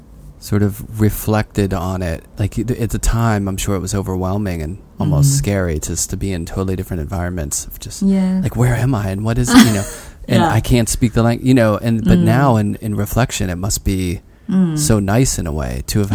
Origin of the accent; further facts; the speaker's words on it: Pittsburgh, Pennsylvania, United States; now in New York, United States; I grew up in Pittsburgh